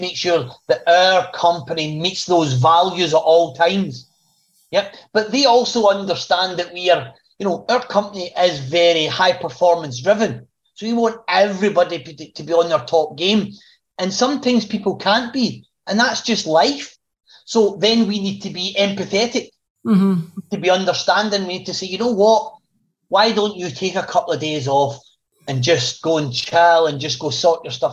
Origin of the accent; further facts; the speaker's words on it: Glasgow, Scotland, United Kingdom; I was born in Glasgow, working class, you know, get a job, get a trade if you can, and you work for the rest of your life with that company. That was kind of how I was brought up.